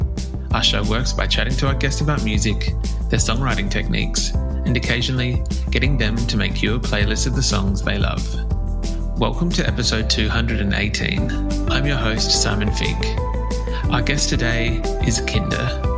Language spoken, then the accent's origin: English; Adelaide, South Australia, Australia; We're from Adelaide